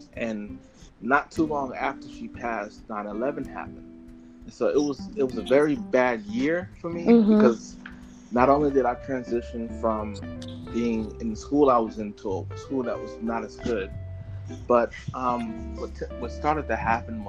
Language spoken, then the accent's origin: English; Long Island, New York, United States; now in Georgia, United States; Well, I'm in Georgia, in America.